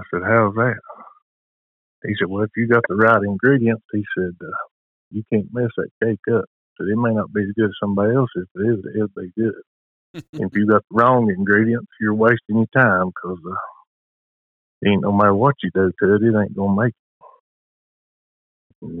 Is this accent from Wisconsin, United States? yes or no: no; Whipple, Tennessee, United States; I'm from Whipple, Tennessee